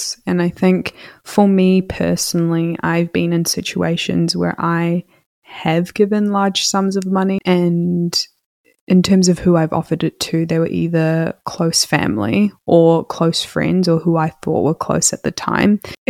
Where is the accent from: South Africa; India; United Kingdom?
India; And, you know, I'm also an Indian woman, if you didn't know.